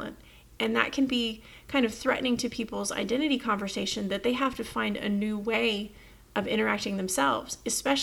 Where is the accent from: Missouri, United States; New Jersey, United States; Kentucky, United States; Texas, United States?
Texas, United States; I'm from Texas